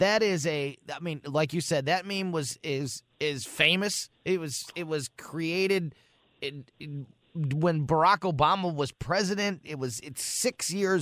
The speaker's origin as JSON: {"language": "English", "town": "Florissant", "region": "Missouri", "country": "United States", "tie": "born or raised there", "said": "my hometown, Florissant, Missouri."}